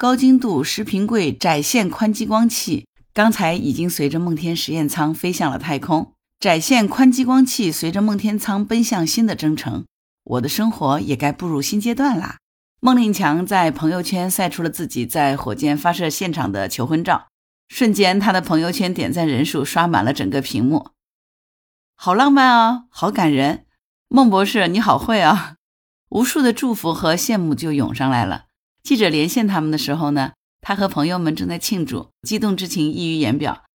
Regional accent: Hangzhou, Zhejiang, China; 作为杭州人，

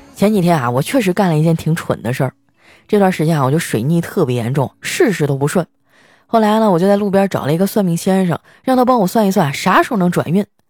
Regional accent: Northeast China, China; moved away; 这么大的商机哈，就在我的老家

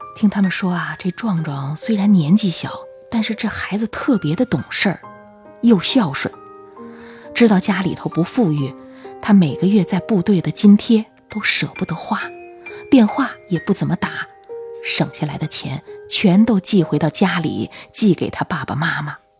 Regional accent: Tianjin, China; 我是本地人

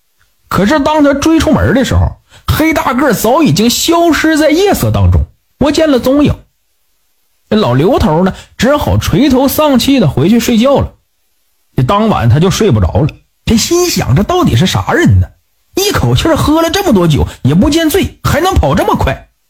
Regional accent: Northeast China, China; 在我的老家东北有一个地方叫小南门

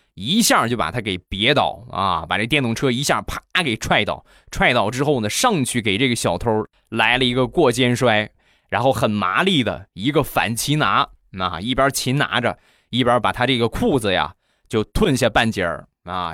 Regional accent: Rizhao, Shandong, China; 日照绿茶，我们家乡的特产

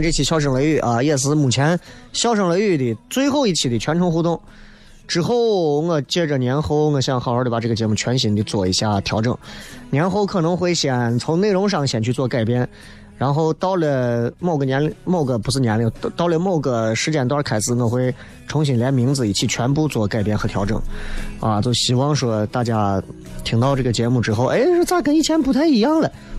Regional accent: Xi'an, Shaanxi, China; 因为我觉得啊，作为一个西安人，你在西安买不起房，我完全可以理解和接受。

